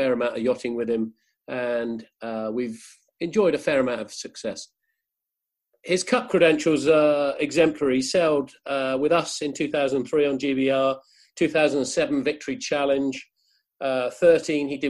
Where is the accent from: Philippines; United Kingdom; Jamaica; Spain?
United Kingdom; England; we're English